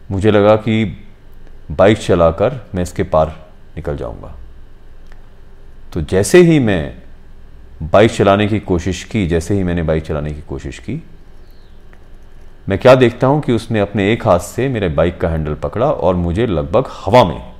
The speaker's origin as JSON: {"language": "Hindi", "town": "Hiranagar", "region": "Jammu and Kashmir", "country": "India", "said": "हालांकि मैं भी हीरानगर का रहने वाला हूँ"}